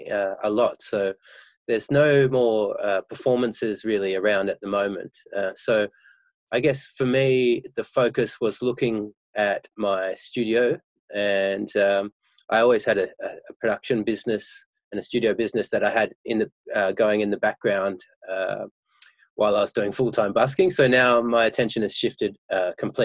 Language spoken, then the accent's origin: English; Perth, Western Australia, Australia; now in Melbourne, Australia; I'm originally from Perth